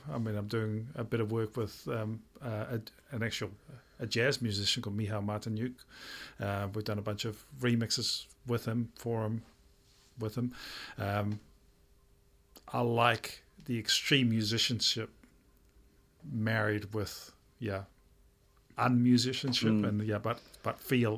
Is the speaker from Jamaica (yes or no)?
no; Netherlands; now in Auckland, New Zealand; I'm from Holland